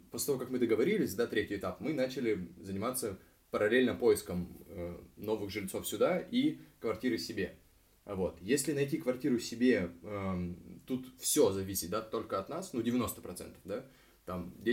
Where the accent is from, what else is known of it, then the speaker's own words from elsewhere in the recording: Moscow Oblast, Russia; Мы из Подмосковья мы прибираемся, ну, почти из Подмосковья подбираемся к центру.